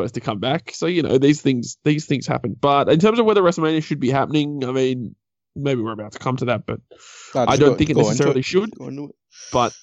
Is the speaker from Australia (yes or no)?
yes; Australia; we're Australian